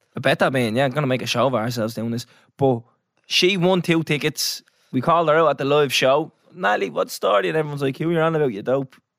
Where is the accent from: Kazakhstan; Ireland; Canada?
Ireland; We're Irish